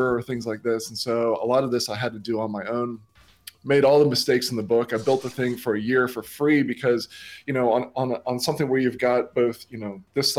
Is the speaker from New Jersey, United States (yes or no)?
no; Miami, Florida, United States; moved away as an adult; also born or lived in St. Augustine, Florida; now in Australia; I grew up in Miami, Florida